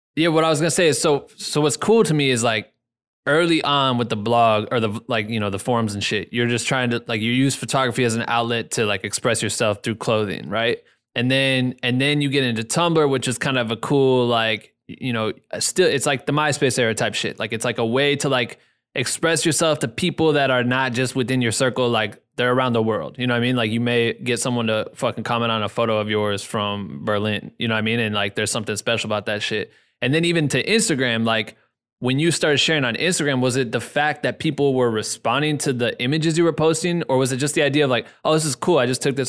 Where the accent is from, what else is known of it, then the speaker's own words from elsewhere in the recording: Iowa, United States; now in Los Angeles, United States; I'm from the Midwest, I'm from Iowa